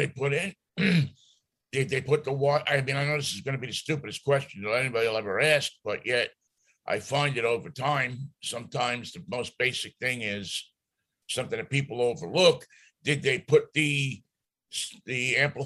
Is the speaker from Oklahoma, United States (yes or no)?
no; New York, United States; accent: New York; my New York accent